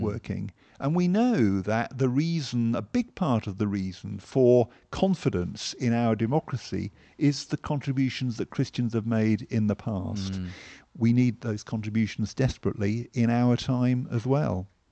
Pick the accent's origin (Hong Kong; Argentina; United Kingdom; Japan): United Kingdom; Hampshire, South East England; moved away as an adult; now in London, United Kingdom; I grew up in Hampshire